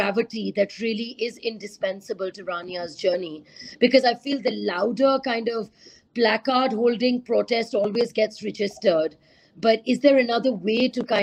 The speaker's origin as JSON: {"language": "English", "town": "Karachi", "region": "Sindh", "country": "Pakistan", "tie": "born or raised there", "said": "growing up in Karachi, there's always this threat about, you know, an India-Pakistan border breakout."}